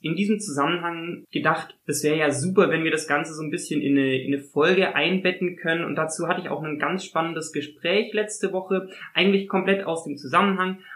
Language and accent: German; Konstanz, Baden-Württemberg, Germany; ich, so wie ich Konstanz ausspreche, aus der Gegend von Konstanz komme